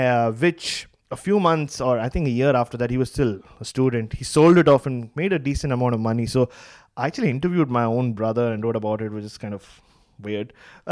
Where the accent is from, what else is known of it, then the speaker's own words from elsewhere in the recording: Mumbai, Maharashtra, India; growing up in Mumbai